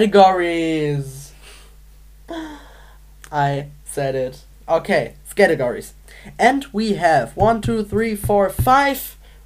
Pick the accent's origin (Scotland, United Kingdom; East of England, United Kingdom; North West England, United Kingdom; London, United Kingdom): North West England, United Kingdom; Manchester; I'm from Manchester in Britain.